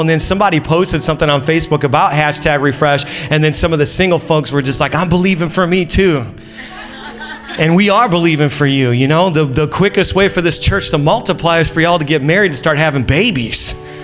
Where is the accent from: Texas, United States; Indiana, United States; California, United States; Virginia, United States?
Indiana, United States; moved away as an adult; now in Long Island, United States; Julie and I are originally from Indiana